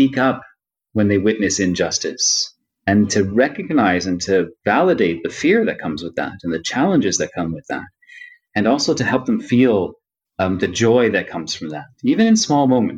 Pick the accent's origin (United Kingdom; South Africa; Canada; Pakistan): Canada; Toronto, Ontario; I was born here in Toronto. I'm from Toronto. I was born here in Toronto, but my parents were both born in India